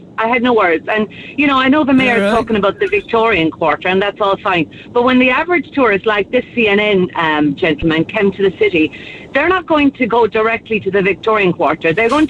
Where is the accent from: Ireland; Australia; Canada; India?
Ireland; Kerry, Munster; now in Glanmire, Ireland; I'm from Kerry originally